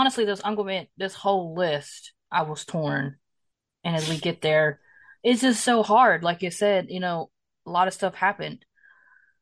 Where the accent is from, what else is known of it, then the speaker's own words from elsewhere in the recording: Greenville, South Carolina, United States; Greenville, South Carolina, and that was in my hometown